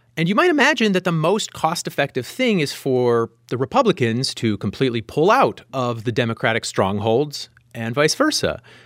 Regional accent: Meadville, Pennsylvania, United States; moved away; I grew up in Meadville, which is south of Erie

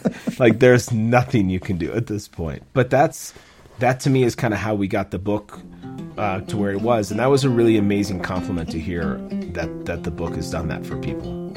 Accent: Minnesota, United States; moved away as an adult; also born or lived in New York City; now in Minneapolis, United States; I grew up in Minnesota. My family moved there when I was seven years

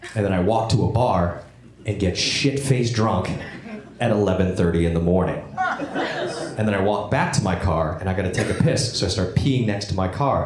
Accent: Buffalo, New York, United States; moved away as an adult; also born or lived in Vietnam; now in Los Angeles, United States; I was in New York, my hometown, Buffalo, New York

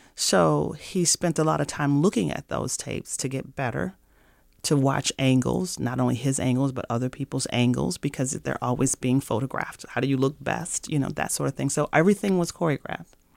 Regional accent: St. Louis, Missouri, United States; moved away as an adult; now in Minnesota, United States; I'm from Saint Louis, Missouri

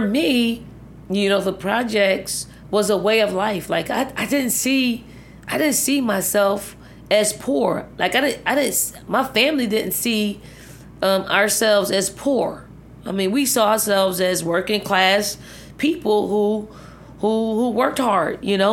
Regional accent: Philadelphia, Pennsylvania, United States; moved away as an adult; also born or lived in Virginia; the healthy projects that I grew up

